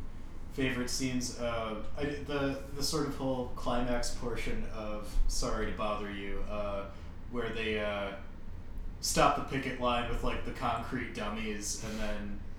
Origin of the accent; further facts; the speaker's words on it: Oakland, California, United States; Man, I'm from Oakland.